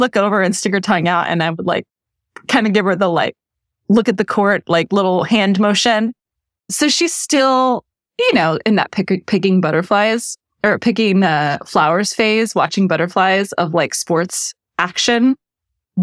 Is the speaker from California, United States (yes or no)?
no; Texas, United States; I'm from Texas. We don't do rodeo chic